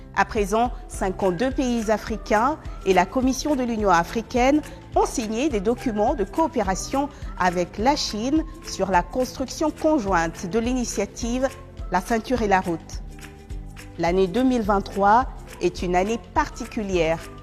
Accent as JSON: {"language": "French", "country": "DR Congo", "moved": "yes", "lives_now": "China", "said": "je viens de la République démocratique du Congo en Afrique centrale."}